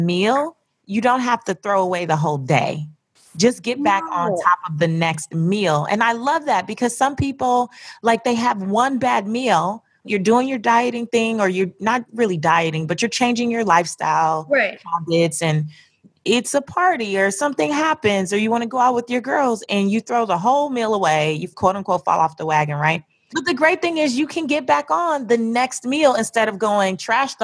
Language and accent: English; California, United States; I grew up in California.